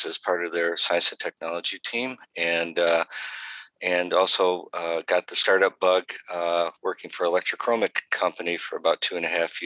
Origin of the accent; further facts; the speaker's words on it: Detroit, Michigan, United States; I've pretty much been born and raised in Michigan my whole life, the Metro Detroit area